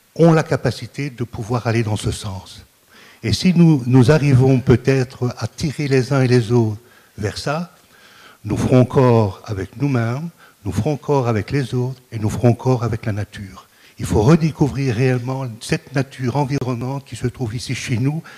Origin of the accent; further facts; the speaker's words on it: Marcinelle, Wallonia, Belgium; je suis né à Marcinelle au pied du casier